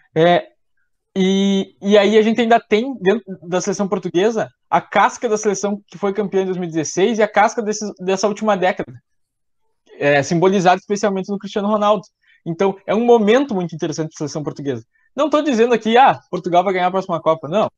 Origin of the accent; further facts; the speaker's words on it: Rio Grande do Sul, Brazil; Como eu sou gaúcho